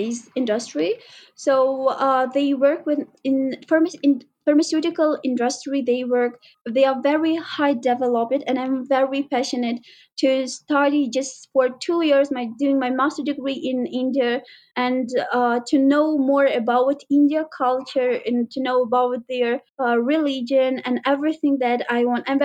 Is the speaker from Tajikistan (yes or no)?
yes; Khorog, Gorno-Badakhshan, Tajikistan; moved away as an adult; now in Dushanbe, Tajikistan; the first time that I moved from Khorog to Dushanbe